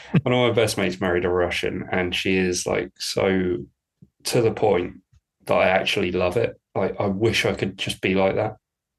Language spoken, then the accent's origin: English; United Kingdom; I'm British